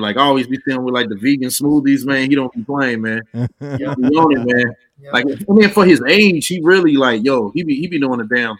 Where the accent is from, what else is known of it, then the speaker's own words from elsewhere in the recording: Alabama, United States; A lot of people thought that I was from Detroit. They was like, you from Detroit. Even with the … project, it was like, you from Detroit. I'm like, no, Alabama.